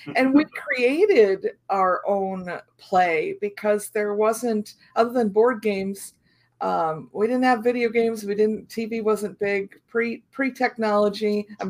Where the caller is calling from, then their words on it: Illinois, United States; I'm in Central Illinois.